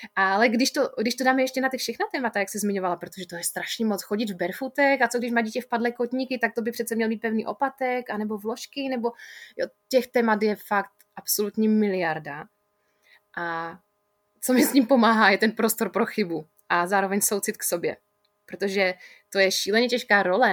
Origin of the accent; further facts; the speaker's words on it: Ostrava, Moravian-Silesian Region, Czechia; also born or lived in Spain; přímo v Ostravě, což je moje rodné město, milované město